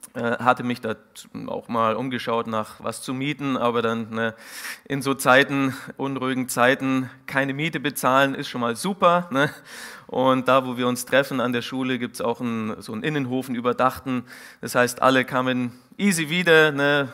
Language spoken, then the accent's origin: German; Munich, Bavaria, Germany; moved away; also born or lived in Siegen; ich bin ursprünglich aus dem Münchner Norden